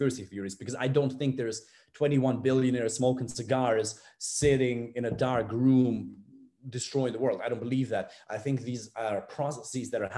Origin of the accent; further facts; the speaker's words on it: Germany; moved away; I'm from Germany.